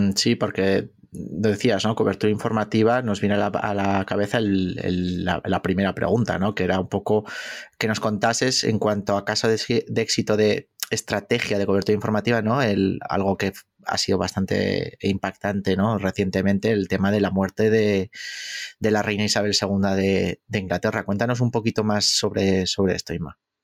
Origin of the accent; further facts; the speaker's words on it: Basque Country, Spain; yo como buen vasco